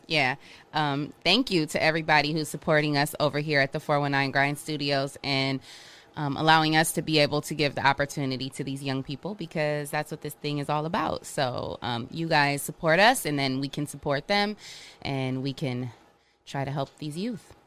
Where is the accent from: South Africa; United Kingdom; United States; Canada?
United States; Ohio; also born or lived in Michigan; I grew up in Ohio. I'm originally from Michigan, but I grew up in Ohio